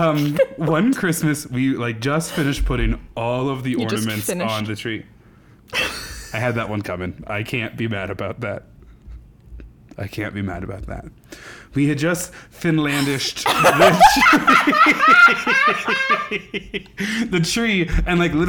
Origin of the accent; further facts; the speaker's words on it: Nebraska, United States; moved away; As a person who came from Nebraska and you would go to, like, other places... And I'd be like, I'm from Nebraska.